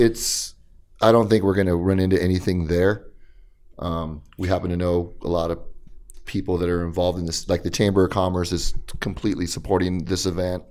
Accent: Riverside, California, United States; also born or lived in East Los Angeles, California / Santa Ana, California; I'm from Los Angeles, but I was raised in, in, in, in Riverside

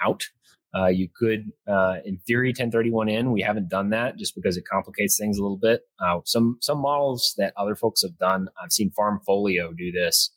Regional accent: Carrollton, Texas, United States; moved away as an adult; also born or lived in Odessa, Texas; now in Midland, United States; I'm originally from north of Dallas, Carrollton

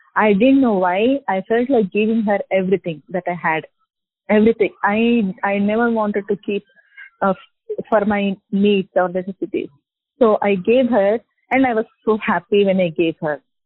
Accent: Hyderabad, Telangana, India; I'm from Hyderabad

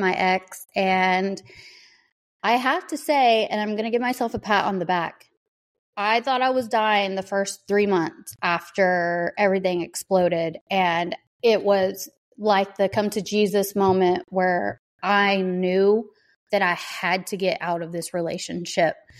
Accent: the South, United States; I grew up in the South

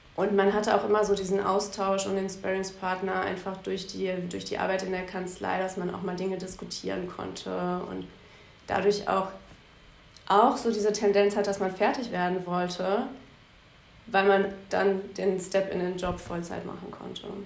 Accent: Bielefeld, North Rhine-Westphalia, Germany; moved away as an adult; now in Düsseldorf, Germany; Bielefeld ist meine Heimat, Düsseldorf meine Wahlheimat.

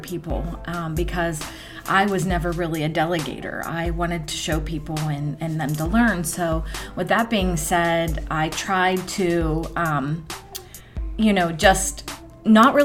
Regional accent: Greensburg, United States; my hometown

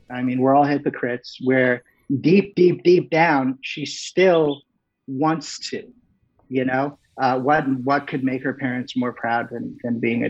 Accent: McLean, Virginia, United States; growing up where I grew up in Northern Virginia

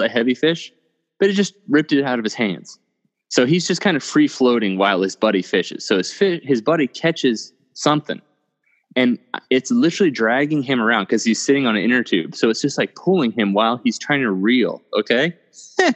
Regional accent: Oklahoma, United States; Where Seth and I are from, we're both from Oklahoma

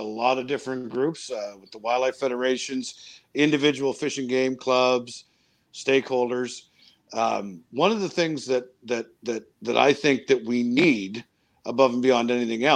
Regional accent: Miramichi, New Brunswick, Canada; my hometown of Miramichi

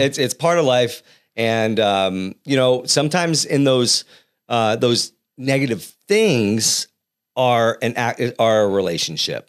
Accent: New England, United States; now in Central Valley, California, United States; I'm from back east

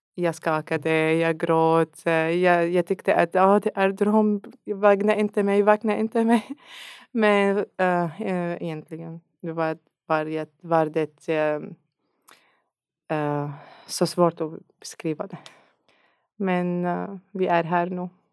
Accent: Syria; Swedish is a second language; moved away as an adult; now in Sweden; jag kommer från Syrien

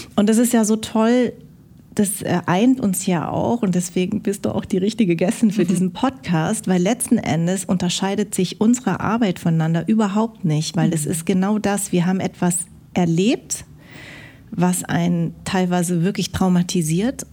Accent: Darmstadt, Hesse, Germany; ich bin in Darmstadt geboren, aber meine Eltern kommen aus Vietnam

